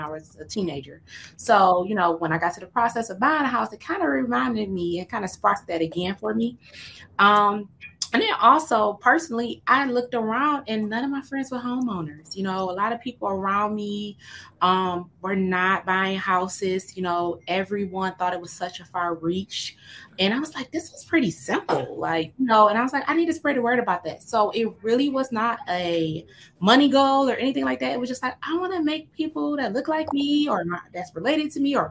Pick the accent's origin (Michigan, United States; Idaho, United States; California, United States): Michigan, United States; Detroit; I am from Detroit metro area